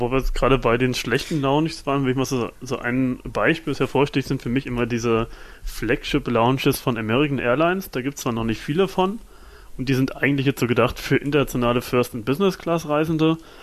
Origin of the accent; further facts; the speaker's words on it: Germany; wir als Deutsche